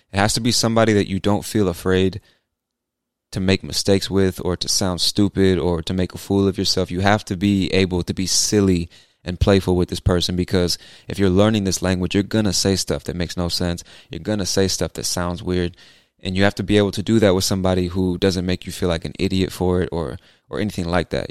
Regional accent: California, United States; now in Georgia, United States; I'm from the U S, but I've lived in a bunch of different cities. So, I spent the first half of my life in California and the second half in Georgia.

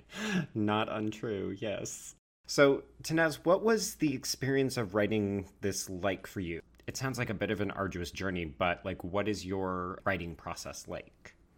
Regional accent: Western Canada, Canada; me who grew up in Western Canada

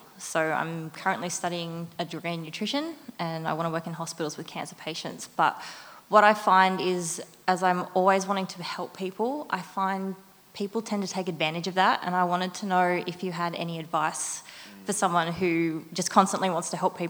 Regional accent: Asquith, New South Wales, Australia; I'm from Asquith.

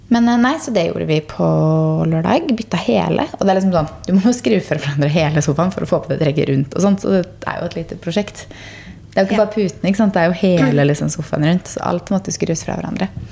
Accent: Gressvik, Østfold, Norway; der jeg vokste opp, på Gressvik

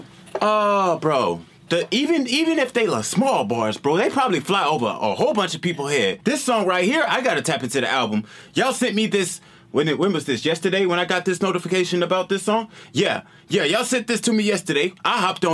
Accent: the South, United States; I'm from the South.

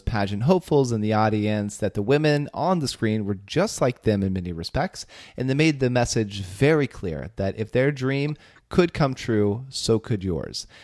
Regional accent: Belpre, Ohio, United States; my hometown in Belpre, Ohio

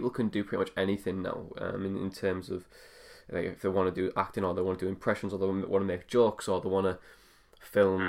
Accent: Middlesbrough, North East England, United Kingdom; moved away as an adult; also born or lived in United States; I'm from Middlesbrough

